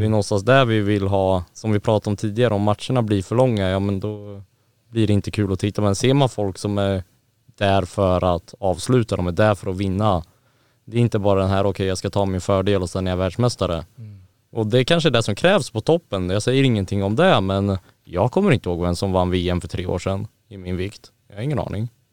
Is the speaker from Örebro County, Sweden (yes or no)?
yes; Örebro, Örebro County, Sweden; moved away; där hemma där jag kommer ifrån